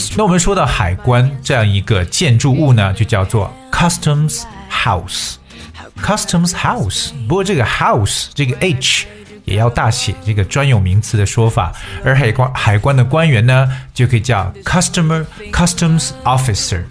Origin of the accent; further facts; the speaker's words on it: China; 我们中国人